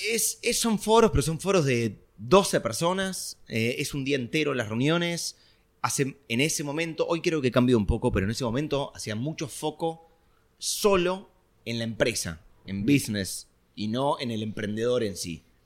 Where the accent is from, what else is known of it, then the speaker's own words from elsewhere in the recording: Argentina; yo era argentino